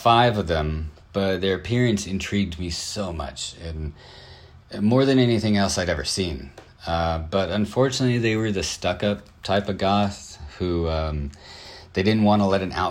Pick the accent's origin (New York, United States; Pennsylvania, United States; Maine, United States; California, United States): California, United States; Southern; I'm from Southern California